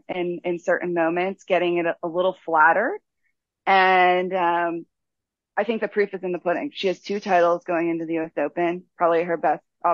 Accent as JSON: {"language": "English", "town": "Pittsburgh", "region": "Pennsylvania", "country": "United States", "tie": "born or raised there", "moved": "yes", "lives_now": "Charleston, United States", "said": "I grew up in Pittsburgh"}